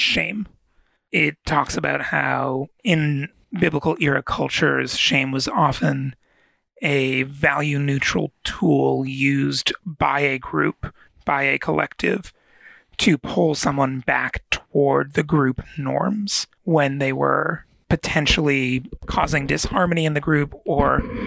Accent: United States; being specifically American.

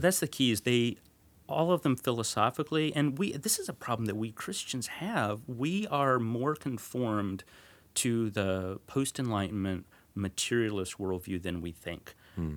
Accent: north of Dallas, North Texas, United States; I grew up in North Texas, north of Dallas

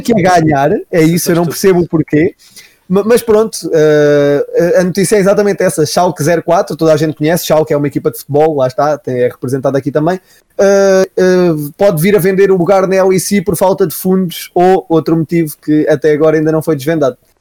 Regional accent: Coimbra, Centro, Portugal; eu sou aqui de Coimbra

